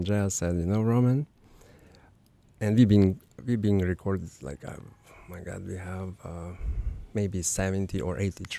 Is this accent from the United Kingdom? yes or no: no; Ukraine; English is a second language; now in Chile; I am from Ukraine, you know.